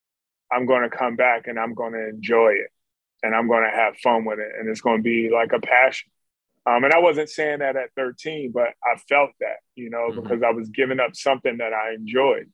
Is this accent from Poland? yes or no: no; Philadelphia, Pennsylvania, United States; in my neighborhood where I grew up in North Philly